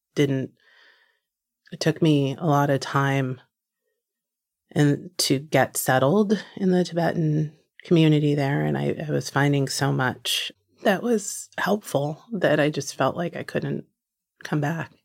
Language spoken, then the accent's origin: English; New Jersey, United States; born or raised there; moved away